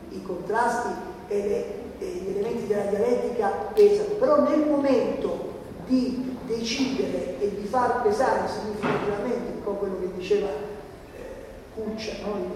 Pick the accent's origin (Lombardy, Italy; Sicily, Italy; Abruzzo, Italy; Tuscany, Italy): Abruzzo, Italy; anche io vengo dal centro-sud e uno dei grandi problemi che abbiamo in Abruzzo